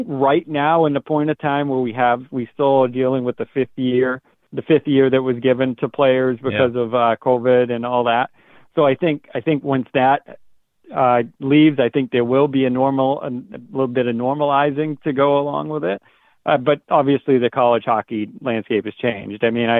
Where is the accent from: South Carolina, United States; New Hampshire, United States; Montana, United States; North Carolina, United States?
New Hampshire, United States; Northern; I'm from Northern New Hampshire, but my family has very high, you know, they're French-Canadian descent